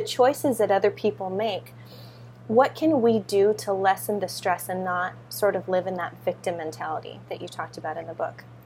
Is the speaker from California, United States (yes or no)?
yes; California, United States; moved away as an adult; now in Hawaii, United States; I grew up in California. Now I'm in Hawaii.